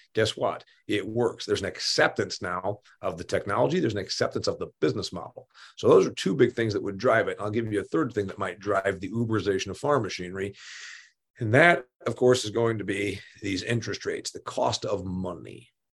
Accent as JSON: {"language": "English", "region": "Indiana", "country": "United States", "tie": "born or raised there", "said": "my home state of Indiana"}